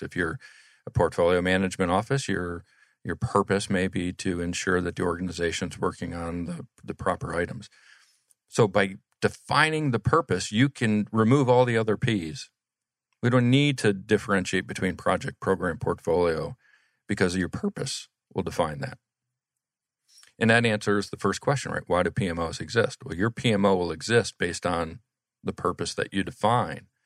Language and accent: English; Atlanta, Georgia, United States; also born or lived in Kansas; we grew up in Atlanta together